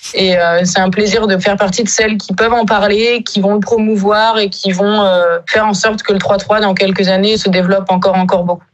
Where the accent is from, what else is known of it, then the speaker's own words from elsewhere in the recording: Basque Country, Nouvelle-Aquitaine, France; moved away as an adult; also born or lived in Paris / Mont-de-Marsan / Lille; now in Brittany, France; je suis originaire de Paris, mais je me considère quand même plus euh, basque de naissance. Je suis arrivée très très tôt dans le Pays basque